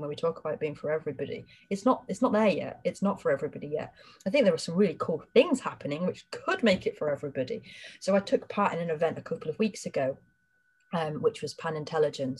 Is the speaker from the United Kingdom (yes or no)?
yes; Harrogate, Yorkshire and the Humber, United Kingdom; I'm from Harrogate